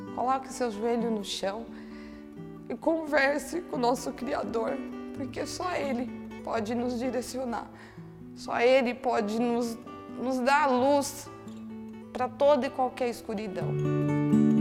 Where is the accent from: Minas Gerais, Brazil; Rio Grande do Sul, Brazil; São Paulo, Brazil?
São Paulo, Brazil; Santana de Parnaíba; eu sou de Santana de Parnaíba.